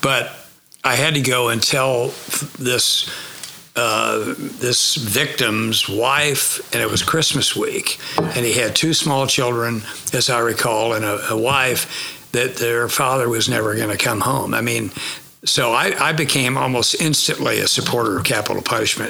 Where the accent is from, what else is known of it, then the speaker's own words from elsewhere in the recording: Tulsa, Oklahoma, United States; moved away; I grew up in Tulsa